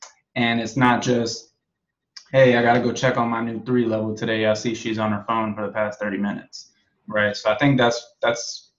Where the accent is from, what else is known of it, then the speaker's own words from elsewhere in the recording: New York City, New York, United States; Well, I grew up in New York City.